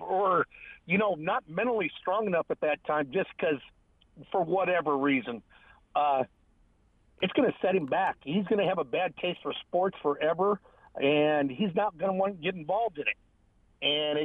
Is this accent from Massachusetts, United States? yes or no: no; Nebraska, United States; moved away; I was from Nebraska